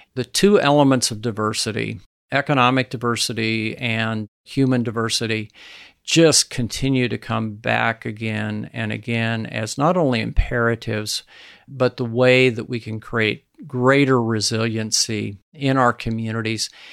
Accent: Nebraska, United States; my home state of Nebraska

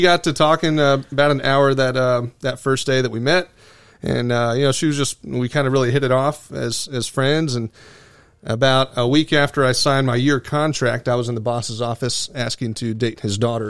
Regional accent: Venice, Florida, United States; I grew up in Venice, Florida, Sarasota County.

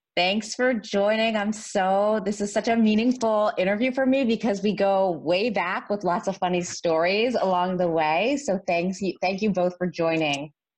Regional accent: Canada; I'm Canadian

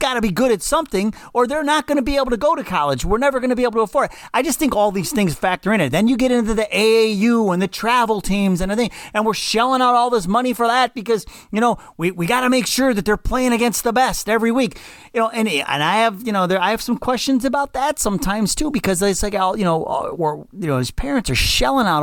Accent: Cleveland, Ohio, United States; I grew up in Slavic Village in Cleveland

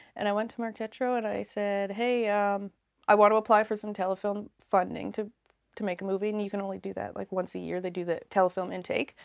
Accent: Yarmouth, Nova Scotia, Canada; also born or lived in Labrador; I grew up in Yarmouth, Nova Scotia

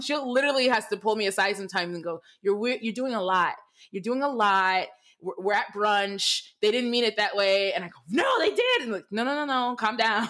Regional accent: Michigan, United States; I, I grew up in Michigan. I grew up in an all white town in Michigan.

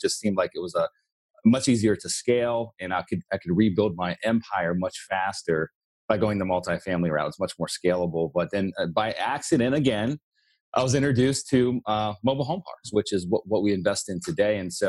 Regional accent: Pennsylvania, United States; moved away as an adult; now in Florida, United States; He was a full-time investor in the town I grew up in Pennsylvania

